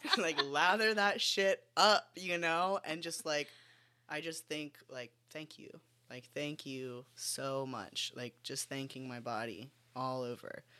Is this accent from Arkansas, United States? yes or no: no; West Palm Beach, Florida, United States; I grew up in West Palm Beach, Florida